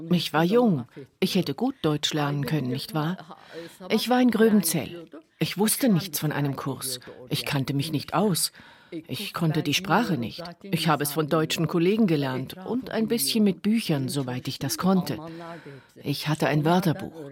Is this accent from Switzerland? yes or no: no; Turkey; now in Germany; Aber wenn ich von meiner Heimat spreche, dann ist das die Türkei. Wenn in der Türkei etwas passiert, dann hat das wirklich einen großen Einfluss auf mich.